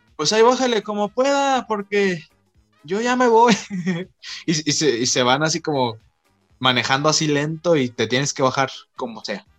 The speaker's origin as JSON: {"language": "Spanish", "country": "Mexico", "said": "aquí en México"}